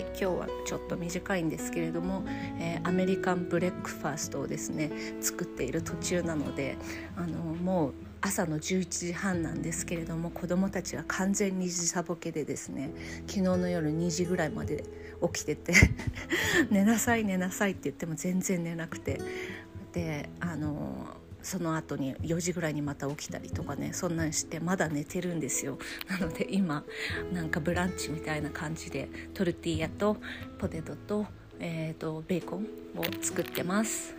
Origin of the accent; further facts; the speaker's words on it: Japan; moved away as an adult; also born or lived in Utsunomiya, Japan; now in Gallup, United States; 日本に帰ると